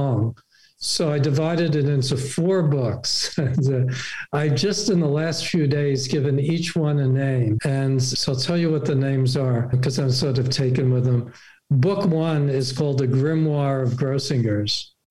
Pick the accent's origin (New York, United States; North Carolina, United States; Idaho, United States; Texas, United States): New York, United States; New York City; I grew up in New York City.